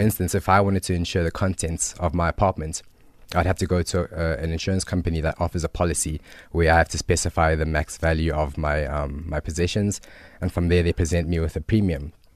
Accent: Johannesburg, Gauteng, South Africa; also born or lived in Zimbabwe / Cape Town; moved to South Africa in nineteen ninety-two

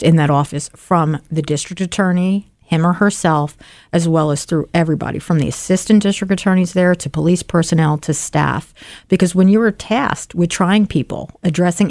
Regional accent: Philadelphia, Pennsylvania, United States; I'm a taxpayer, I'm a Philadelphian, and I'm a proud public servant

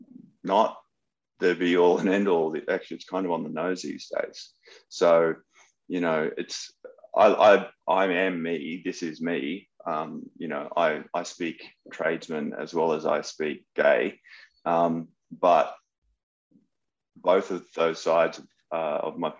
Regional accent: Gladstone, Queensland, Australia; also born or lived in Rockhampton / Brisbane; now in Sydney, Australia; that's where I grew up

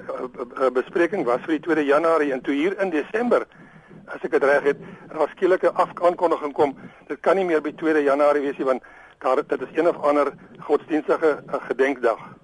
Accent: Cape Town, Western Cape, South Africa; ek is gebore in Kaapstad, grootgeworde. Ek is ek is in in my murg en bloed as ek 'n Kaapenaar.

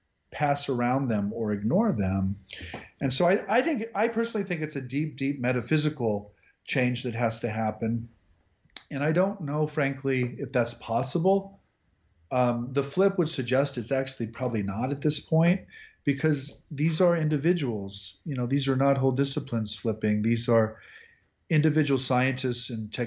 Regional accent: Midwest, United States; now in Texas, United States; I'm also from the Midwest

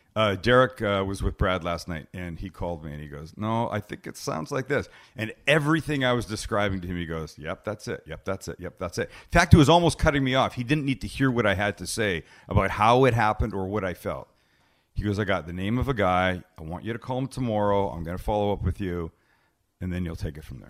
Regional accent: Canada; now in United States; because I'm from Canada

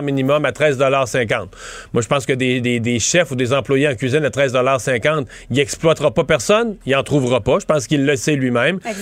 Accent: Quebec, Canada; chez nous au Québec

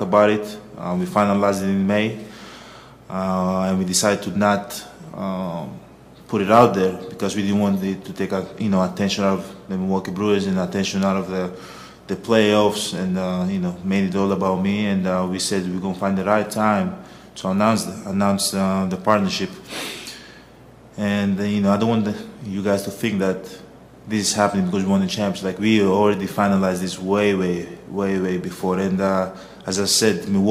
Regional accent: Greece; moved away as an adult; growing up in Greece

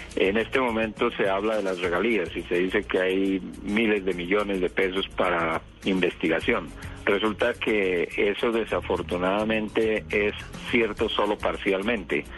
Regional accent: Colombia; vivimos en Colombia, somos científicos colombianos que trabajamos aquí

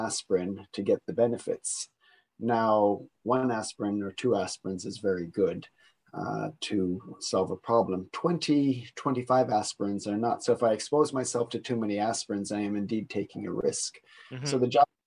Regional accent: Niagara region, Ontario, Canada; moved away; I am also Canadian, coming from the Niagara region

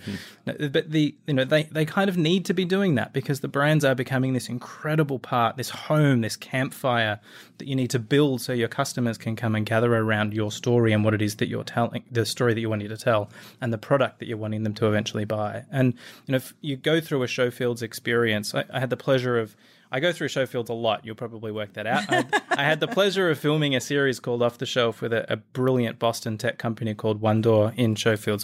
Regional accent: Australia; accent: Australian; moved away as an adult; now in United States; you'll tell from the accent, I am an Aussie, now living in the U S.

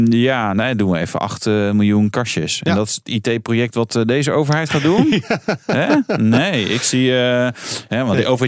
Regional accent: Brielle, South Holland, Netherlands; moved away; ik kom uit eh, Brille oorspronkelijk

